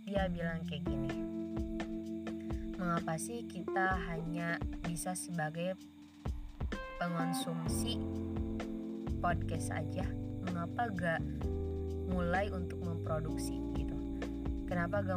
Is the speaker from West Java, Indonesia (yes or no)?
yes; Ciamis, West Java, Indonesia; Ya, gua berasal dari Ciamis, Jawa Barat.